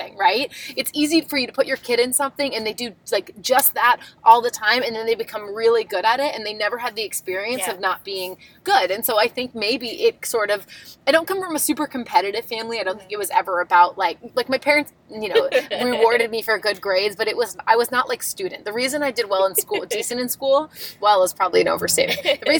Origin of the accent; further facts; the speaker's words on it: Long Island, New York, United States; I grew up on Long Island, New York, and we grew up in a very creative town